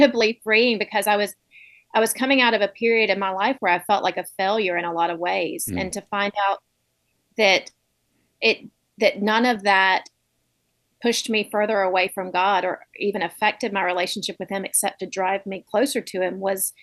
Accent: Montgomery, Alabama, United States; moved away as an adult; also born or lived in Birmingham, Alabama / New York City; I grew up in Montgomery, moved to Birmingham for college

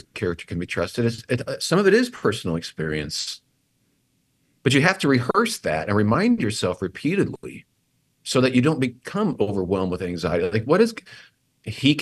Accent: Assumption, Illinois, United States; I'm from Assumption, Illinois

